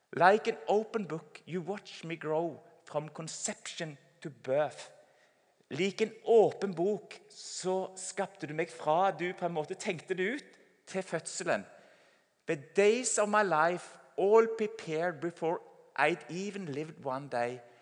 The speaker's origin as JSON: {"language": "Norwegian", "town": "Sauda", "region": "Rogaland", "country": "Norway", "said": "Sauda, der jeg kommer fra"}